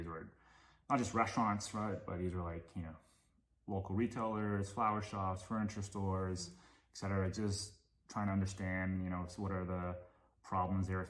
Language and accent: English; Hong Kong; moved away as an adult; also born or lived in Japan; now in United States; my family moved to Hong Kong when I was 2 years old, and that's actually where that was actually the city I grew up